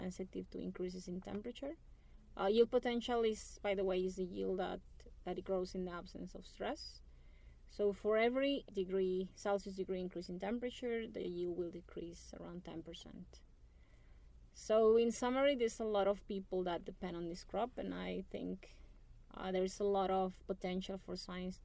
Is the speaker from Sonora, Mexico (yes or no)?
yes; Ciudad Obregón, Sonora, Mexico; I'm originally from Obregon, so I remember knowing Obregon is where the main wheat experimental station is in Mexico